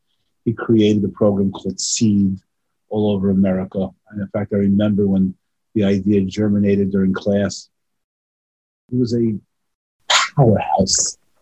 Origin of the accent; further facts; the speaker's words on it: Westbury, New York, United States; also born or lived in Brooklyn, New York; I was born in Brooklyn, New York. And then my father, who was a rabbi, my father should rest in peace, was a rabbi and he was a teacher, tremendous influencer in the Jewish community and a businessman. We moved to Westbury, Long Island, where myself and my sisters grew up.